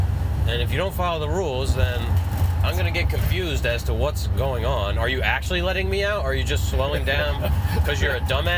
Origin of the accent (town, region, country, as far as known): New Jersey, United States